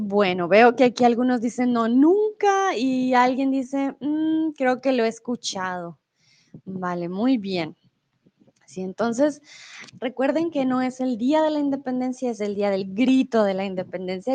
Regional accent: Colombia; also born or lived in Mexico; now in Germany; yo soy de Colombia. Vivo comúnmente en Alemania

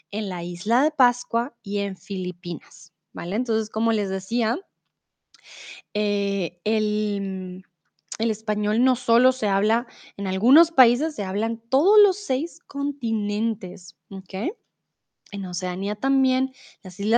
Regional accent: Colombia; soy de Colombia.

